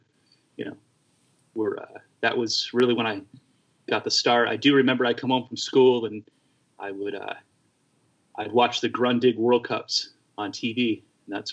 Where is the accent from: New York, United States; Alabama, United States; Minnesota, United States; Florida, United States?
Florida, United States; grew up in Florida, racing